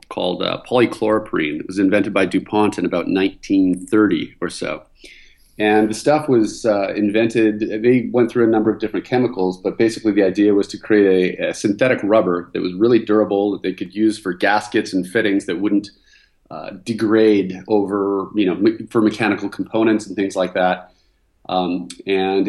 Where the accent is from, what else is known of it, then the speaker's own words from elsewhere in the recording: Vancouver, British Columbia, Canada; moved away as an adult; now in California, United States; I was originally from Vancouver, Canada